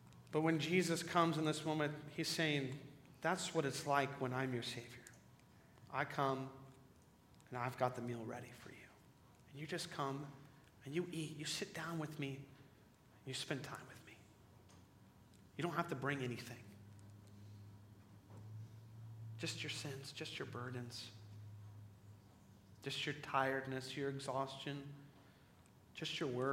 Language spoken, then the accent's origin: English; Crawfordsville, Indiana, United States; a kid from Crawfordsville, Indiana